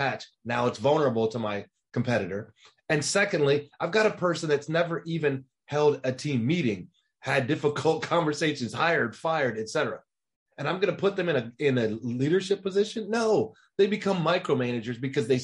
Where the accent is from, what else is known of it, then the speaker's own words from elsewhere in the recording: Dallas, Texas, United States; I'm from Dallas.